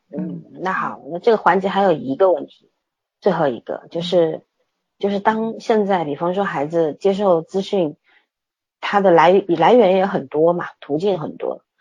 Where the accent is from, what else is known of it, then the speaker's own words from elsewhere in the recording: Shanghai, China; also born or lived in Beijing; 我那时候刚从北京回上海